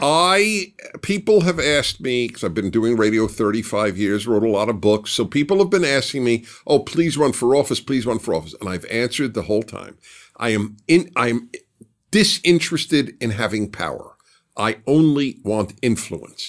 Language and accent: English; New York City, New York, United States; I grew up in Brooklyn